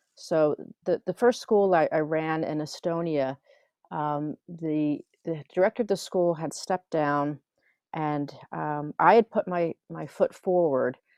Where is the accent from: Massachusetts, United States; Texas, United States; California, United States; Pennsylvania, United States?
Pennsylvania, United States; Philadelphia; moved away as an adult; also born or lived in New Mexico; now in Helsinki, Finland; I grew up in Philadelphia area, and we moved to New Mexico